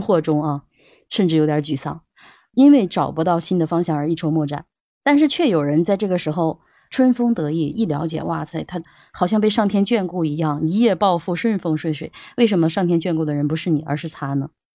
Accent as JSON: {"language": "Chinese", "country": "China", "said": "我们中国人"}